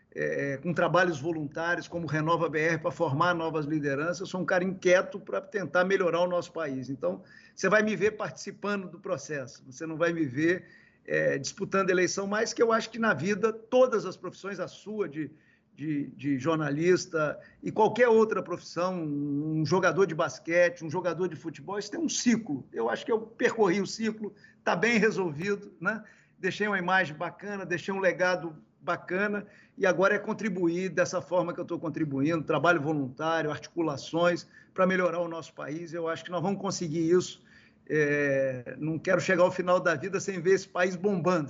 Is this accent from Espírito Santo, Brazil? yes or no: yes; Caparaó, Espírito Santo, Brazil; also born or lived in Vitória; lá do interior do, do Espírito Santo, onde eu nasci, eu nasci no Caparaó, ali onde está o Pico da Bandeira, na divisa do Espírito Santo com Minas, por isso que eu sou meio mineiro